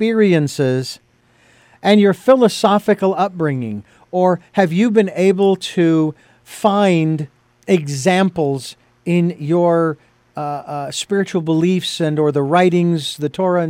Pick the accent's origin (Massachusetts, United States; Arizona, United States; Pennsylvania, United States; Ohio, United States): Arizona, United States; Phoenix; I'm originally from Phoenix